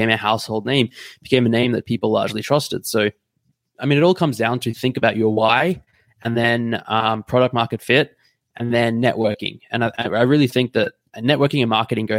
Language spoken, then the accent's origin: English; Australia; now in Munich, Germany; So I'm Australian, but I'm based in Munich in Germany at the moment